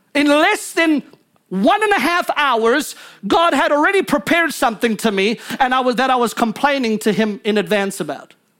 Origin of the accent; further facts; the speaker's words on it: South Africa; now in United States; I'm American, but I was born in South Africa